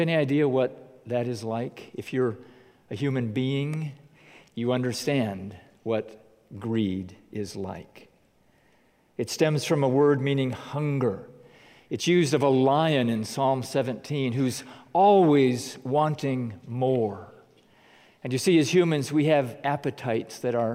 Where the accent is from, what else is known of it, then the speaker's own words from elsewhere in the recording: United States; as American Christians